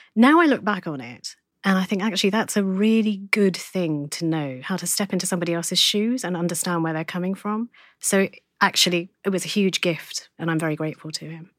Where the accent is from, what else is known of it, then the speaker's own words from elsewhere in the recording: Essex, East of England, United Kingdom; also born or lived in London; I was born in Essex. I'm an Essex guy.